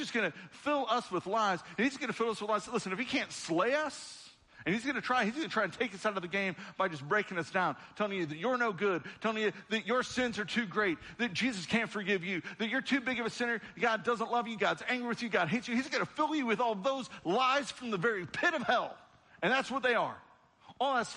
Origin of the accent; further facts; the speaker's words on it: United States; I was born as an American citizen at the time that I was born to this country